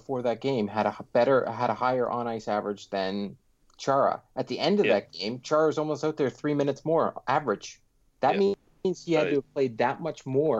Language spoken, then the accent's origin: English; Pickering, Ontario, Canada; Yeah, I grew up in Pickering.